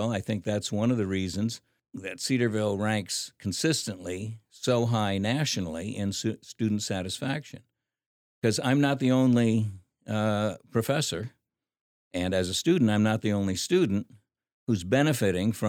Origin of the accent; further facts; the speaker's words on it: Philippines; Well, growing up in the Philippines was a lot of fun. I mean, you got to ride on water buffaloes. You got to take bamboo rafts down rivers.